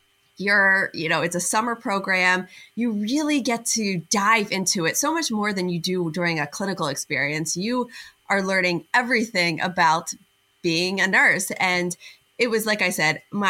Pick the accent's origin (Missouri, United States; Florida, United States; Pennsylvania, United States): Pennsylvania, United States; outside of Philadelphia; right about 15 minutes from where I grew up outside of Philadelphia